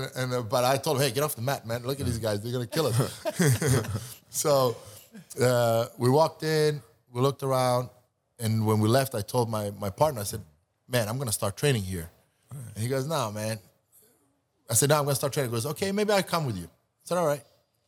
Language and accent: English; Sweden; also born or lived in Montenegro / New York; now in California, United States; I'm from Montenegro. Montenegro, but I grew up in Sweden.